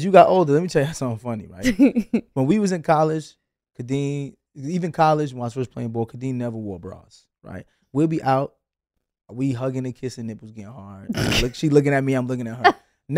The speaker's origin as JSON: {"language": "English", "town": "Brooklyn", "region": "New York", "country": "United States", "said": "I'm still from Brooklyn."}